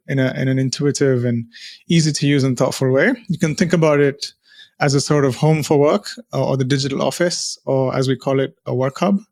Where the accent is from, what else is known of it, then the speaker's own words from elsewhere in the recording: India; moved away as an adult; now in United Kingdom; I'm from India